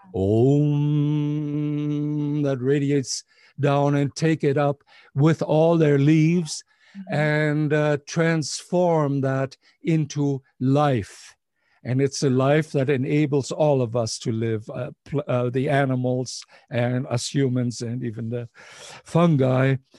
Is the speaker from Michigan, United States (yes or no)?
no; Ohio, United States; when I grew up in Ohio